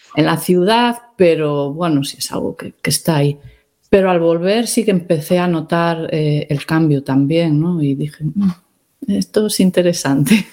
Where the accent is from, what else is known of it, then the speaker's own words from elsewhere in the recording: Galicia, Spain; also born or lived in Ireland; de pequeña pues iba a Santiago con cierta frecuencia